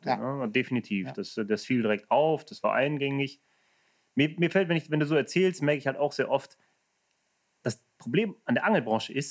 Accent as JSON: {"language": "German", "country": "Germany", "said": "also ich als Deutscher komme zu einem Unternehmen in Holland, das aber eigentlich Englisch ist."}